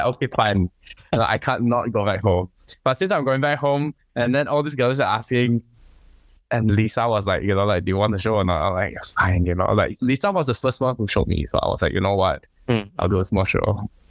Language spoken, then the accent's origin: English; Kuching, Sarawak, Malaysia; moved away as an adult; now in The Hague, Netherlands; I come from Sarawak, Kuching.